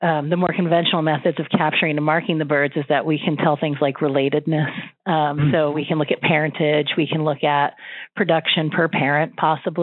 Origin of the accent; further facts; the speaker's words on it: New England, United States; moved away; I'm from New England